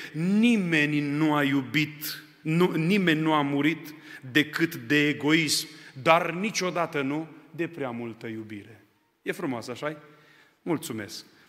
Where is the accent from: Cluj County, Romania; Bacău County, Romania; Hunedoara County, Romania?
Bacău County, Romania; Onești; moved away as an adult; now in Arad, Romania; M-am născut în Onești, județul Bacău. La vârsta de 18 ani am venit în Arad și de 18 ani sunt în Arad